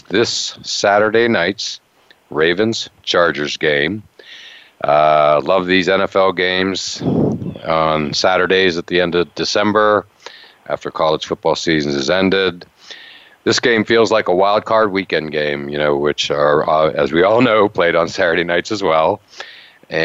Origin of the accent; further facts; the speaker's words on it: Western Pennsylvania, United States; moved away; I grew up in Western Pennsylvania